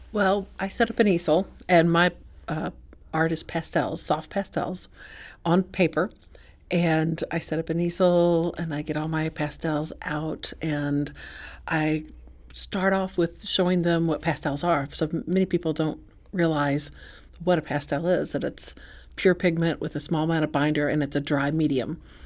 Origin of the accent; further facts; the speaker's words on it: Saint Charles, United States; I'm from Saint Charles